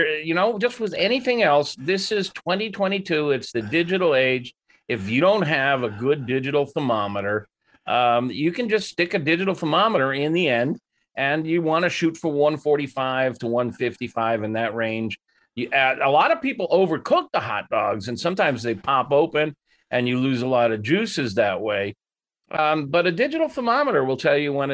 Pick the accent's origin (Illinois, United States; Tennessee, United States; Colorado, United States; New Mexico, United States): Illinois, United States; Chicago; I'm from Chicago